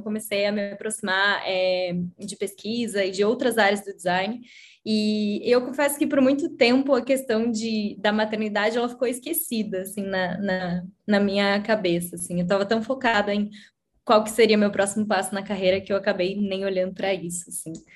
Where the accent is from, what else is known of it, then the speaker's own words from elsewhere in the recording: Curitiba, Paraná, Brazil; sou de Curitiba, é, eu tenho 33 anos também.